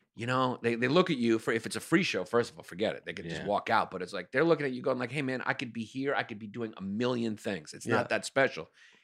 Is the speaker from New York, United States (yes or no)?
yes; New York, United States; I was from New York.